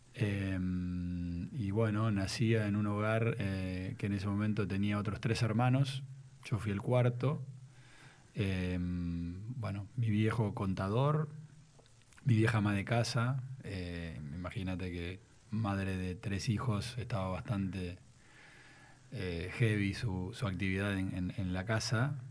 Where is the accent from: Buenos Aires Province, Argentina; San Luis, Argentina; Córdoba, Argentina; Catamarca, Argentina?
Buenos Aires Province, Argentina; Ramos Mejía; also born or lived in Villa Luzuriaga; Nací en Capital físicamente y, seguramente en mi partida de nacimiento se nació en Buenos Aires un 9 de septiembre de 1980 a las 20.50